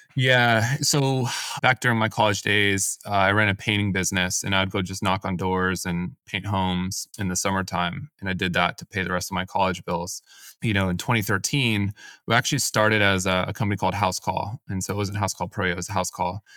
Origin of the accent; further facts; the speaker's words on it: Silicon Valley, California, United States; also born or lived in San Diego; I grew up in the Silicon Valley, decided to move away for school